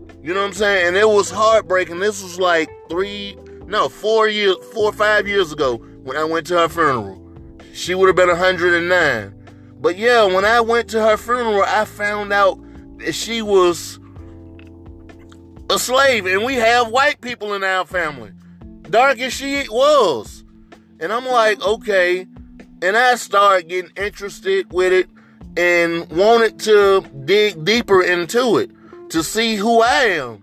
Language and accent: English; Greenville, Mississippi, United States; now in New York City, United States; where I was born and raised in Greenville, Mississippi